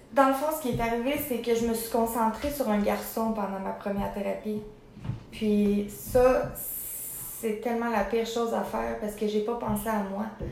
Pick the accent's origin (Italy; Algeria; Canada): Canada; Sorel-Tracy, Quebec; je viens du coin de Sorel